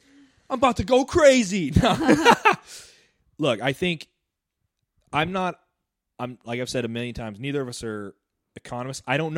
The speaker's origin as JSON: {"language": "English", "region": "Maine", "country": "United States", "said": "I'm from Maine, man. It's like bad shit. Bad school system there."}